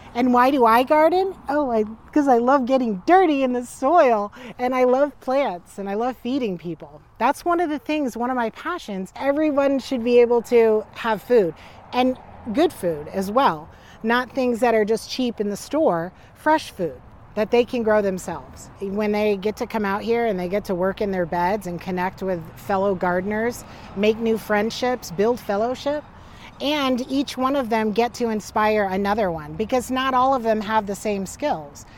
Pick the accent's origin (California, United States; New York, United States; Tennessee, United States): New York, United States; moved away as an adult; also born or lived in Florida; now in Salem, United States; I was born down in Florida, and then I, I was raised in New York, and then I came out here uh, end of 2008